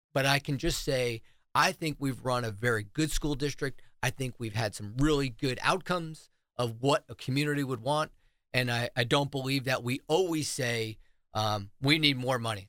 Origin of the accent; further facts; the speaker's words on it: New Jersey, United States; now in South Carolina, United States; I'm from New Jersey